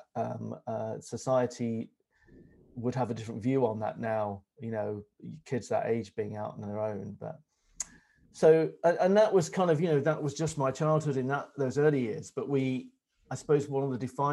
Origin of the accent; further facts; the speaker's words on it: Melton Mowbray, East Midlands, United Kingdom; also born or lived in Ireland; we moved very quickly to the Midlands and a market town called Melton Mowbray